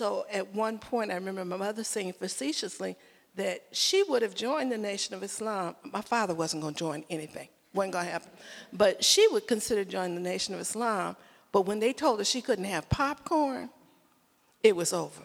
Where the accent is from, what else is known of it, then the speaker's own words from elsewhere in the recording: Chicago, Illinois, United States; moved away; I'm originally from Chicago